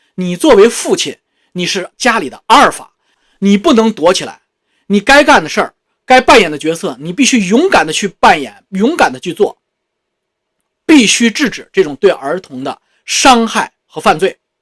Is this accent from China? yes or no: yes; China; moved away as an adult; also born or lived in Beijing; 我们中国人从小就接受教育，包括父母给我们的教育